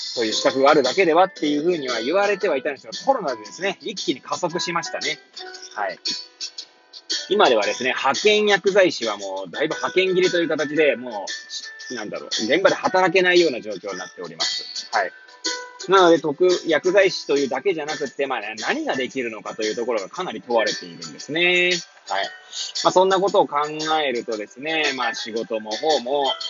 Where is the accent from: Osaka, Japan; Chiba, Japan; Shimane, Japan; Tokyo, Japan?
Tokyo, Japan; Hachioji; moved away as an adult; now in Kamaishi, Japan; 八王子生まれ、八王子育ち、震災の前の年から、浜石で働く